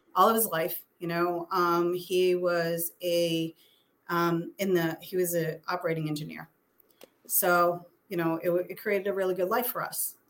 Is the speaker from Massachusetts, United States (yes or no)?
yes; Methuen, Massachusetts, United States; also born or lived in Boston / South Shore, Massachusetts; now in Stoughton, United States; I grew up in Methuen